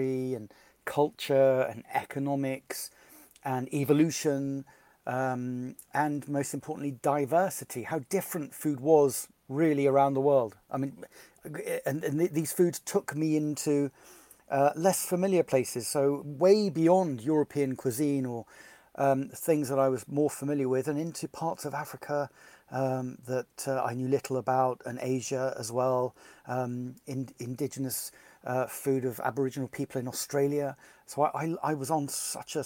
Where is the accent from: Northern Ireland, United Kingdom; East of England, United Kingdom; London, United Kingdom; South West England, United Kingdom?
South West England, United Kingdom; Bristol; growing up in Bristol